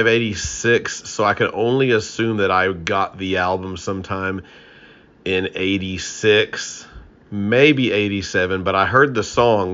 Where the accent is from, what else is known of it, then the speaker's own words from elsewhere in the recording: Texas, United States; I'm from Texas